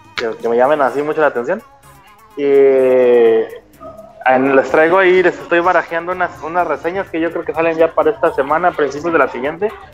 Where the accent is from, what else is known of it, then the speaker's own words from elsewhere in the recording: Mexico; now in Gifu, Japan; somos bien poquitos mexicanos acá